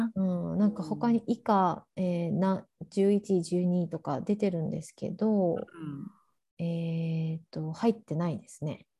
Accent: Japan; moved away as an adult; now in Oregon, United States; 日本で生まれ育ってる

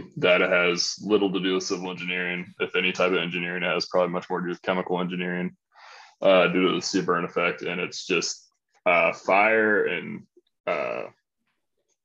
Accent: Iowa, United States; moved away as an adult; also born or lived in Kansas City; now in Austin, United States; both born and raised in Iowa

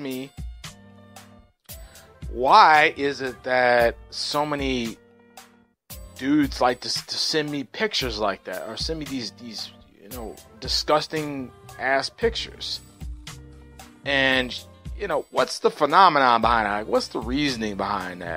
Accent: Dallas, Texas, United States; I was born and raised in Dallas

